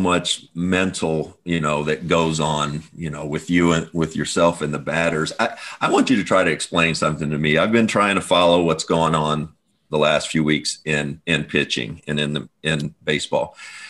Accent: Kentucky, United States; now in Phoenix, United States; where we grew up in Kentucky.

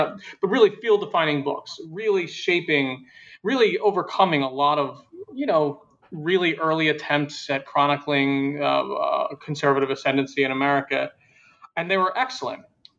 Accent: Philadelphia, Pennsylvania, United States; I'm from Philadelphia, but most of the story in the book takes place before I was born.

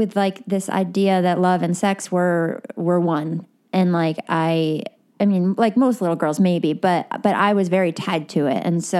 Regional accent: Westchester County, New York, United States; moved away as an adult; now in Los Angeles, United States; Okay, so I moved to LA like 15 years ago from New York. I grew up in Westchester County, New York. And then I went to school in New York and then at Cornell upstate.

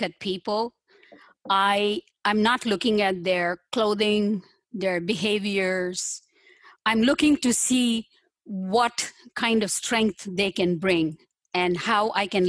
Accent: southern India, India; moved away as an adult; now in United States; I'm from India, southern part of India. And I came here quite a while ago

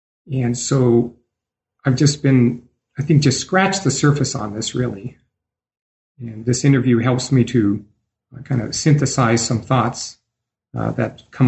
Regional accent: Idaho, United States; born there; now in Denver, United States; I am a Catholic priest in the Archdiocese of Denver, and I was born in Idaho, the Gem State.

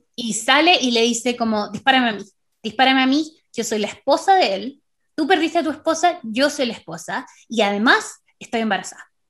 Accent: Chile

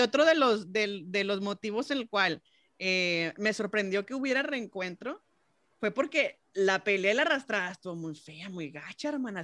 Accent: Mexico; uno como mexicano

